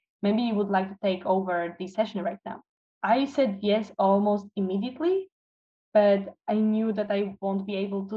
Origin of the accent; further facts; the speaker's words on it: Toruń, Kuyavian-Pomeranian Voivodeship, Poland; moved away as an adult; now in Kraków, Poland; I'm from Torun, but currently I'm studying neuropsychology and neurocognitive science in Kraków.